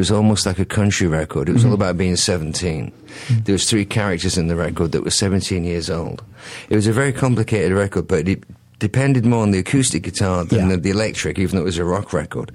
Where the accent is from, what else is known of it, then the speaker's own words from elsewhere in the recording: England, United Kingdom; moved away; I'm English